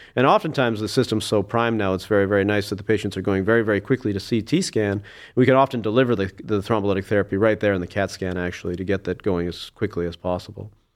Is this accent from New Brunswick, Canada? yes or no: no; Saskatoon, Saskatchewan, Canada; moved away as an adult; also born or lived in Alberta; now in Cleveland, United States; I was born in Saskatoon, Saskatchewan, and, uh, grew up there.